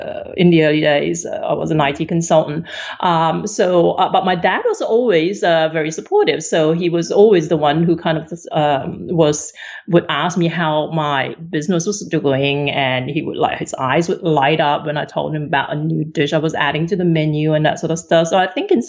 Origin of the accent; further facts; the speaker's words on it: Malaysia; now in Australia; growing up in Malaysia